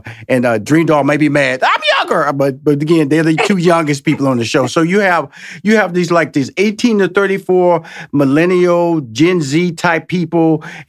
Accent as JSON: {"language": "English", "town": "Houston", "region": "Texas", "country": "United States", "said": "I'm so jealous because I'm from Houston."}